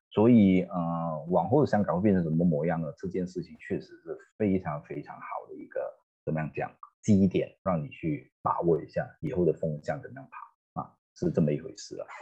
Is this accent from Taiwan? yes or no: no; Malaysia; 我们都马来西亚人